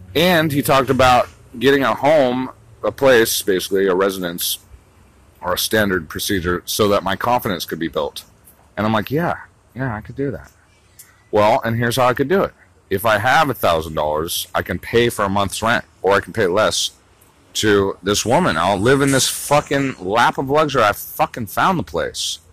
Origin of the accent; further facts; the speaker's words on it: United States; also born or lived in West Hollywood, Los Angeles; I'm an American, dude.